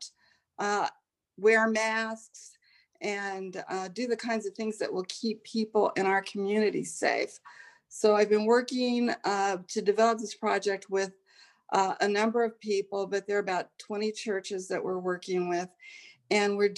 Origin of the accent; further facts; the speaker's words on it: Salt Lake City, Utah, United States; moved away as an adult; also born or lived in Chicago, Illinois; now in New Haven, United States; I grew up in Salt Lake City, Utah, and I went to college in Chicago at Roosevelt University